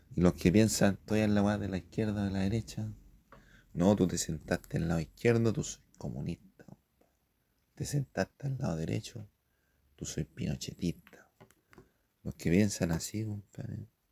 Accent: Chile; aquí en Chile

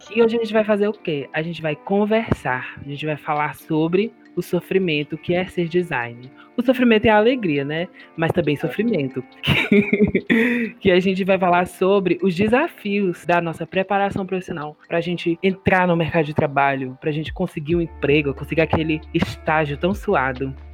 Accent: Fortaleza, Ceará, Brazil; todos nós somos de Fortaleza, né? Fortaleza, Ceará

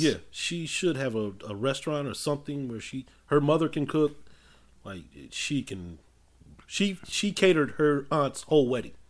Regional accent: Inglewood, California, United States; also born or lived in South Central Los Angeles / Hawthorne; Well, I am from Inglewood. More or less, that's where I grew up for the most part. Lifelong Los Angelino

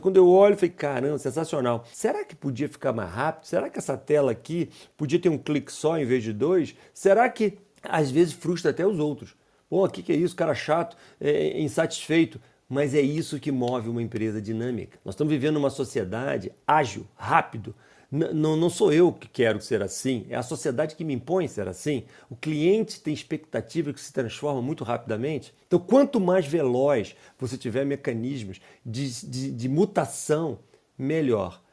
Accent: Teresópolis, Rio de Janeiro, Brazil; also born or lived in Petrópolis; eu sou originário de Teresópolis, no Rio de Janeiro, uma cidade pequena

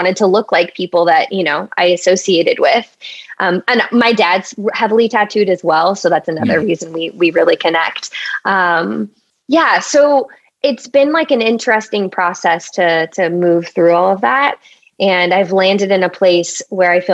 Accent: Orange County, California, United States; moved away; I grew up in Orange County, so very white area, like predominantly white

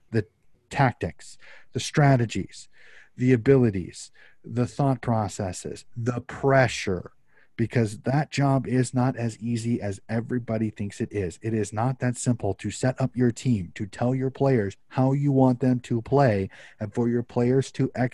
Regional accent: United States; as an American fan

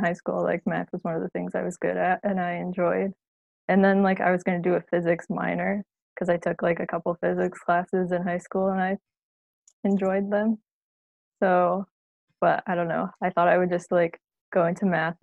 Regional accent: Chicago, Illinois, United States; moved away; I'm from the Chicago area and I knew I wanted to stay in state for college

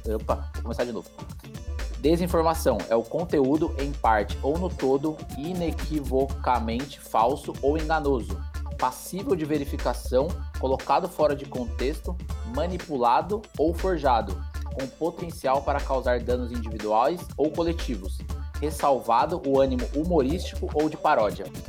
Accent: Mogi das Cruzes, São Paulo, Brazil; eu sou aqui de Mogi das Cruzes, próximo de vocês, né? Aqui da região do, do Alto Tietê.

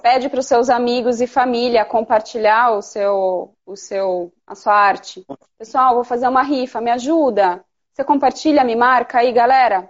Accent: Piracicaba, São Paulo, Brazil; also born or lived in Campinas; eu sou de Piracicaba, como eu estava te contando, eu mudei meu ateliê para Campinas

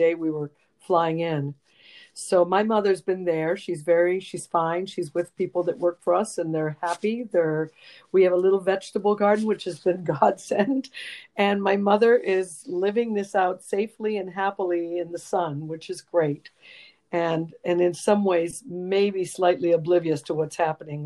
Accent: Rome, Lazio, Italy; moved away as an adult; also born or lived in San Francisco; now in United States; I was born and raised in Rome

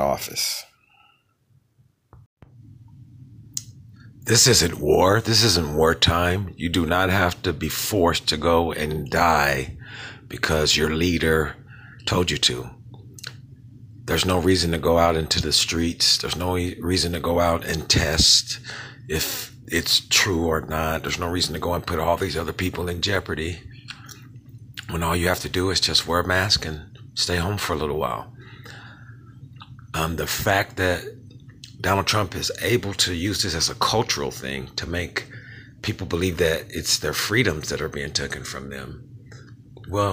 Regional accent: United States; as an American

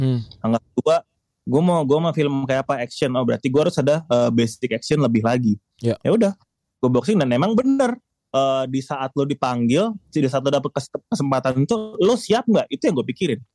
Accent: Jakarta, Indonesia; Lahir dan besar di Jakarta gua

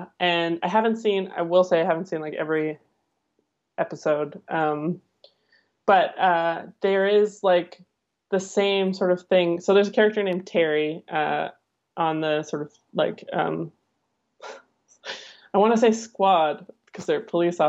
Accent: England, United Kingdom; I'm British too.

